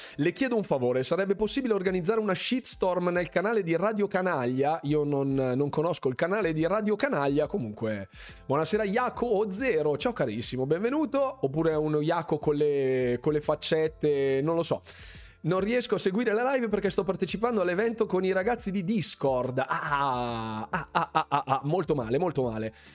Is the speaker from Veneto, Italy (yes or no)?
no; Bergamo, Lombardy, Italy; Sono di Bergamo